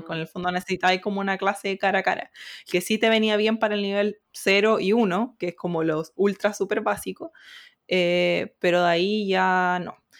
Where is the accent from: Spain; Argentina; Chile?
Chile; moved away as an adult; now in South Korea; la comunidad chilena